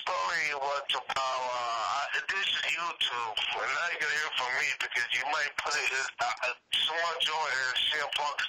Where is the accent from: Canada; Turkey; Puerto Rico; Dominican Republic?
Puerto Rico; I said, "No, I'm from Puerto Rico."